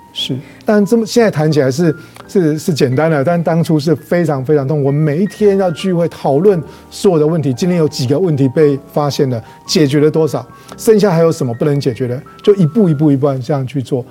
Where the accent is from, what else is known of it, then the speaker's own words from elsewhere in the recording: Kaohsiung, Taiwan; 以前我在高雄贵港出生的，嗯。我阿嬷他们，这外婆、外公，他们都是开百货行